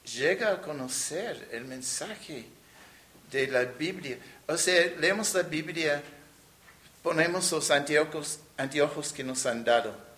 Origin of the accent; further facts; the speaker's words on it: New York City, New York, United States; Spanish is a second language; moved away as an adult; also born or lived in Nueva Rosita, Coahuila, Mexico; now in Saltillo, Mexico; yo crecí en la ciudad de Nueva York Nací en Brooklyn